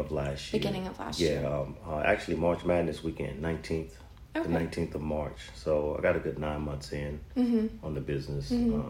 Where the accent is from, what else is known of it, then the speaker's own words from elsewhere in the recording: Zachary, Louisiana, United States; Growing up, I guess it would be... I guess it has to start with family and just the excitement. Going to Zachary High